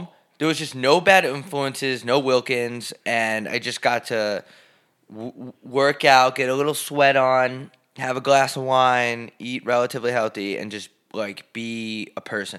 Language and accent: English; United States; now in Scottsdale, United States; I'm fucking from New York.